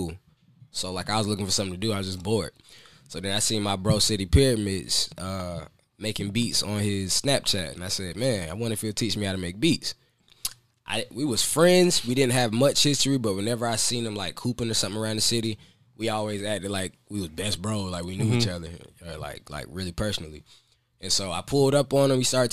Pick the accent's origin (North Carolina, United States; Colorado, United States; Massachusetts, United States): North Carolina, United States; Fayetteville; also born or lived in Fort Benning, Georgia; we moved to Fayetteville in 1998